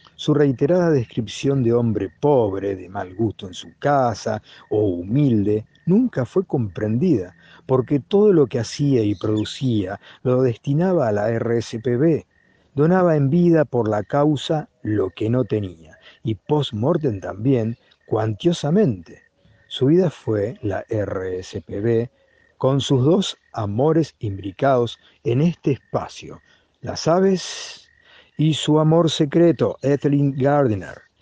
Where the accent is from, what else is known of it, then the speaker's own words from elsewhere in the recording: Argentina; also born or lived in Saladillo, Buenos Aires Province; argentino, 54 años, ornitólogo